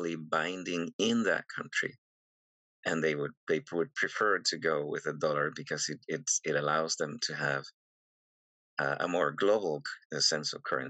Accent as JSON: {"language": "English", "country": "Venezuela", "moved": "yes", "said": "I'm originally from Venezuela"}